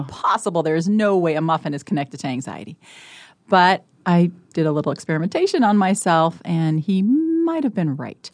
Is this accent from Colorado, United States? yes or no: yes; Colorado, United States; now in Nebraska, United States; I was born and raised in Colorado.